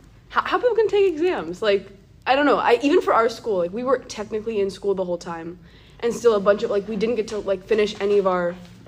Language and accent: English; United States; I'm from the US.